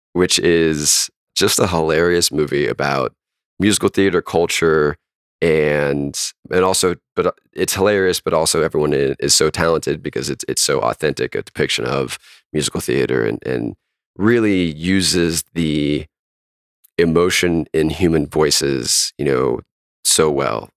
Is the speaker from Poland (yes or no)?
no; North Carolina, United States; my home state of North Carolina.